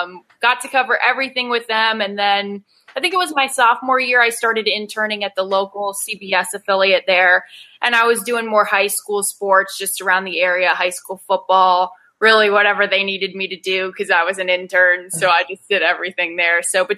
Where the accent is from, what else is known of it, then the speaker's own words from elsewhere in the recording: Charlotte, North Carolina, United States; also born or lived in Maryland; I was born in Maryland. We moved all over the place, too many places to even list. I grew up in Charlotte, North Carolina. And then I kind of just got on 77 and went south.